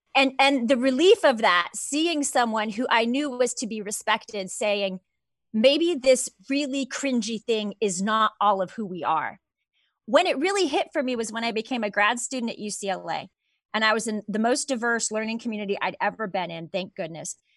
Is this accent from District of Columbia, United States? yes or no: no; Southern California, United States; I grew up in Southern California